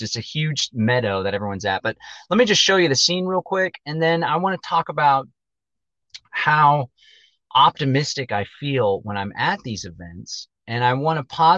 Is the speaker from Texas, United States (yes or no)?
yes; Austin, Texas, United States; northeast of Austin, which is where I live, where I'm from